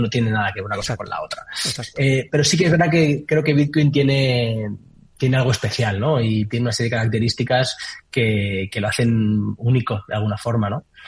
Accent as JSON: {"language": "Spanish", "town": "Valencia", "region": "Valencian Community", "country": "Spain", "said": "yo soy de Valencia"}